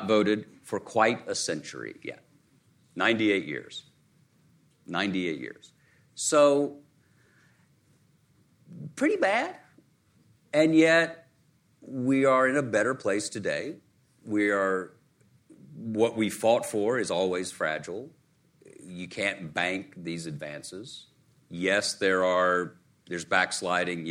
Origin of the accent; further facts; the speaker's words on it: Chattanooga, Tennessee, United States; In my native region, I grew up in Chattanooga, Tennessee